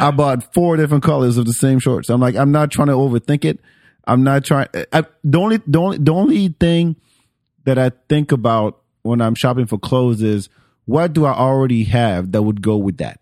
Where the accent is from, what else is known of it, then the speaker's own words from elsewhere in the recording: France; moved away; I grew up in France